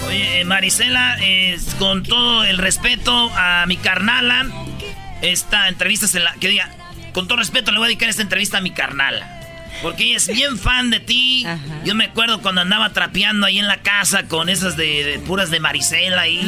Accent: Michoacán, Mexico; Y yo también soy de Michoacán

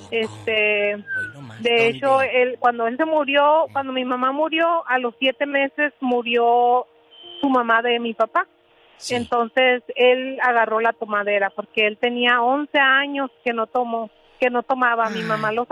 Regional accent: Chihuahua, Mexico; yo soy de Chihuahua, todos dicen que yo digo que mucho las...

